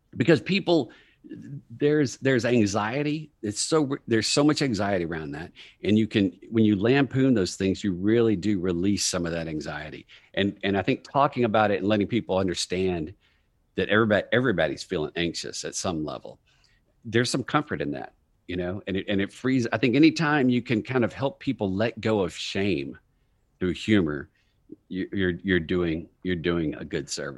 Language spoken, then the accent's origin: English; Texas, United States; moved away as an adult; also born or lived in New York; I'm from Texas. I moved up to New York after business school